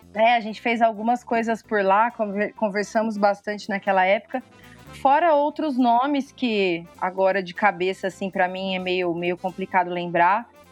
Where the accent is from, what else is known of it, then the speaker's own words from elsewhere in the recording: Ribeirão Preto, São Paulo, Brazil; eu sou de Ribeirão, Ribeirão Preto.